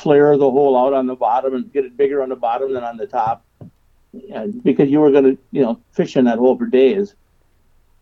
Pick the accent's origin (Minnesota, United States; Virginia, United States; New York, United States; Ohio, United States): Minnesota, United States; St. Cloud; I grew up here in St. Cloud, Minnesota, where I live now on the Sauk River